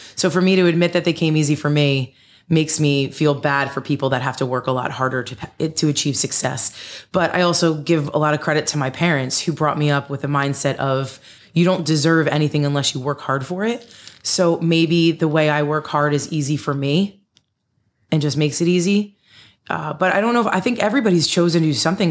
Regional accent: Denville, New Jersey, United States; where I grew up in Denville.

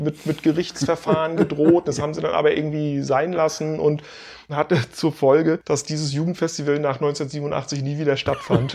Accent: Stralsund, Mecklenburg-Vorpommern, Germany; meiner Heimatstadt Streisand

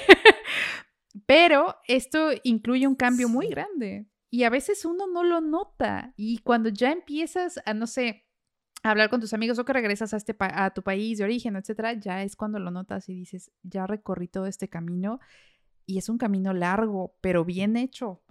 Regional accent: Mexico; moved away

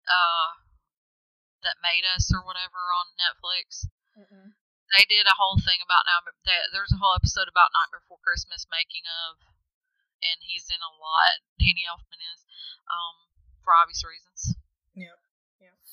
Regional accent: United States; We're from Elvis Town, USA

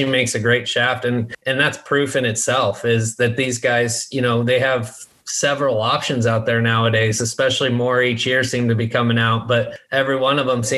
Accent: Colorado, United States; moved away as an adult; also born or lived in Palm Desert, California / San Diego, California; I grew up in Colorado, played college golf for University of Colorado, Colorado Springs

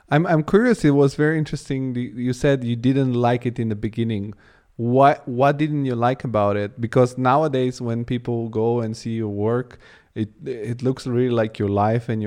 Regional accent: Rome, Lazio, Italy; English is a second language; I was quite lucky because in in it I grew up in Italy, in Rome, and there we have um, sort of a high school of arts.

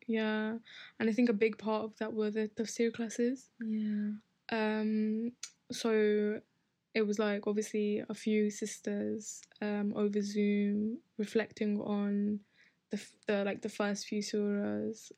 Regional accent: Bradford, Yorkshire and the Humber, United Kingdom; in my hometown, um, in Bradford, we don't we don't always have the opportunity to go to the masjid as women

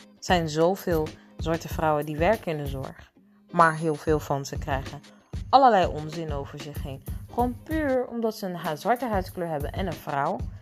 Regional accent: Netherlands

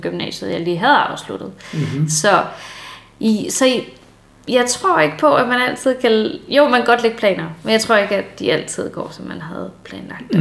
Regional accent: Denmark

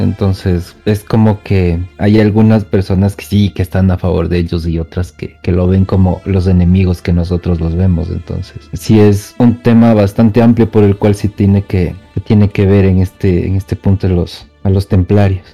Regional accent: Quito, Pichincha, Ecuador; Soy de Quito, Ecuador

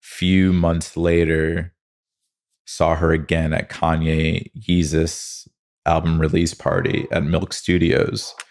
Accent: Connecticut, United States; also born or lived in New Jersey; now in Los Angeles, United States; I grew up in Connecticut

